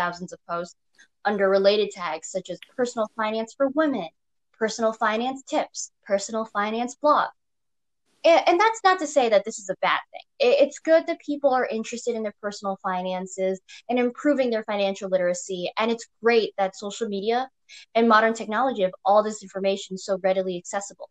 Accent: New York, United States; I was born and raised in New York

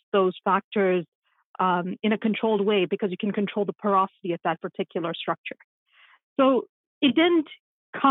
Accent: Nairobi, Kenya; moved away; when I was in school in Nairobi, which is my hometown, Nairobi, Kenya is where I'm from

